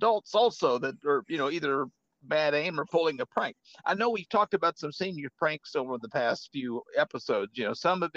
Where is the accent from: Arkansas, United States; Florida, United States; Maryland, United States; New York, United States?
Arkansas, United States; my hometown in Arkansas